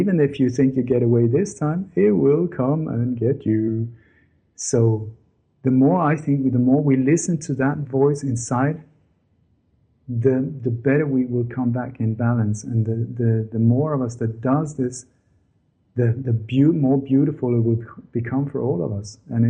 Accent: Denmark; English is a second language; I grew up in Denmark with a lot of stories from the Second World War when Denmark was under Nazi occupation.

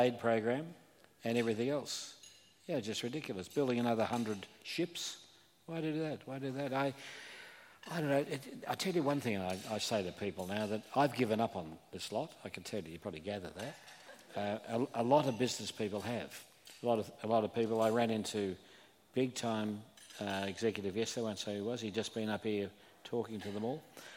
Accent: Melbourne, Victoria, Australia; moved away; I come from Melbourne

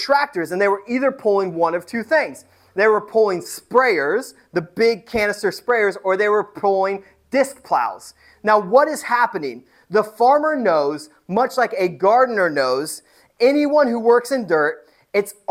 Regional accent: Indiana, United States; moved away; I am from Indiana. I didn't grow up on a farm, but I grew up around farms.

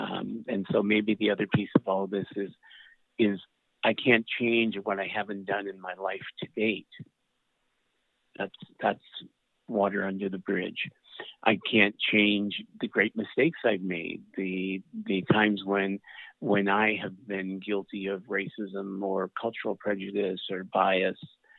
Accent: Atlantic Canada, Canada; I'm Canadian. I'm from Atlanta, Canada.

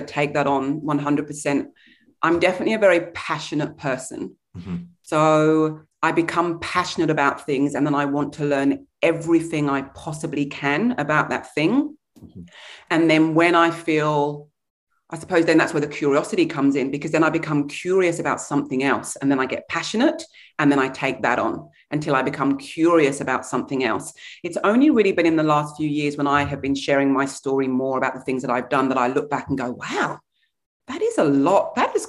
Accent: England, United Kingdom; also born or lived in Brunswick East, Australia; now in Melbourne, Australia; I was born in England in the 1970s. My heritage is Nigerian.

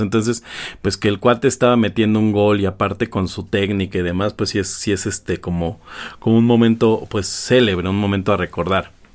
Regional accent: Mexico; soy mexicano, aquí nací

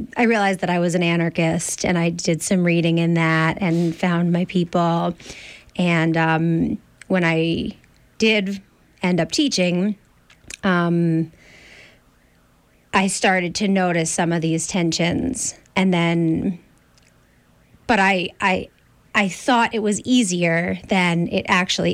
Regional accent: Ossining, New York, United States; I grew up outside of New York City in Ossining

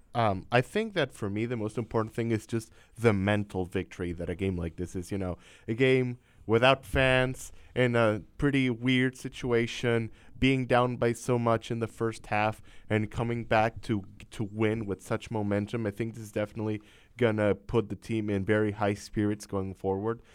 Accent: Venezuela; moved away; also born or lived in Miami; I'm from Venezuela, South America

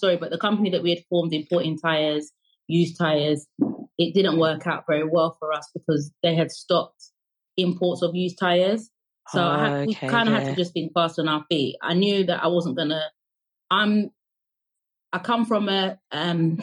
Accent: Jamaica; now in United Kingdom; even though I'm from Jamaica, my parents are from Jamaica. I went to school in Jamaica

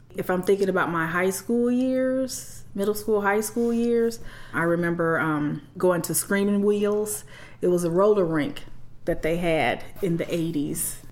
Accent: Gary, Indiana, United States; I grew up in the Glen Park section of Gary, Indiana

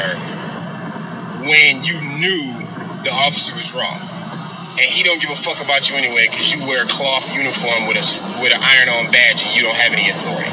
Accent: Detroit, Michigan, United States; now in Garden City, United States; I was born and raised in Detroit, but right now I live in Garden City, which is about 30 to 40 minutes west of Detroit

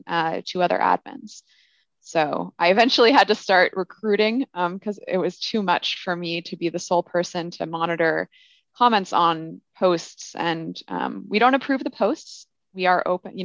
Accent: Olympia, Washington, United States; now in Bay Area, United States; So I grew up in Olympia, Washington

